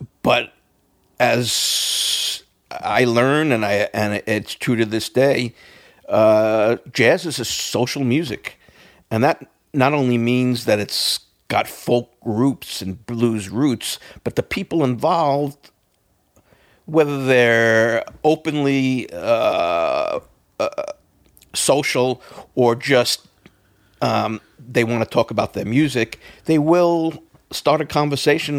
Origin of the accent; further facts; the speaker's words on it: New York City, New York, United States; as a young kid, growing up in Brooklyn, the first place I lived was Easton Parkway, Brooklyn